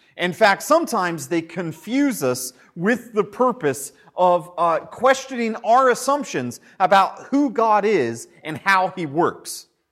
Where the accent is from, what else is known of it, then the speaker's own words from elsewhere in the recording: United States; moved away; Back when we were in the States last year, we went back to my hometown